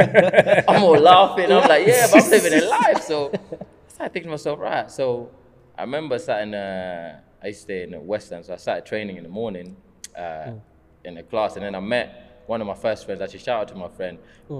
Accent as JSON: {"language": "English", "country": "Kenya", "said": "So I remember me saying, obviously, I'm Kenyan. Also British."}